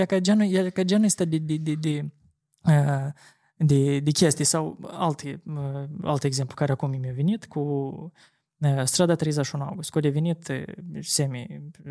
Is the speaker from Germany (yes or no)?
no; Chișinău, Moldova; sectorul Rășcanovca pentru că eu acolo am copilărit toată mm-hmm. viața